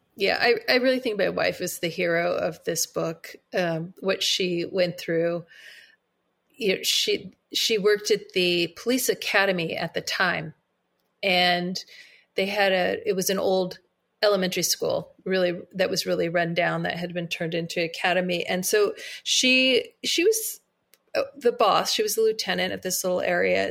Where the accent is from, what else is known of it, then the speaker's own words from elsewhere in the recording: Monterey County, California, United States; also born or lived in Bay Area; we had always wanted to move out of the Bay Area and move back to my hometown uh, in Monterey County